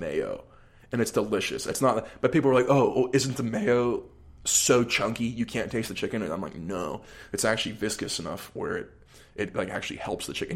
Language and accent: English; Allison Park, Pennsylvania, United States; I grew up, like, a little outside, more, like, middle class in Allison Park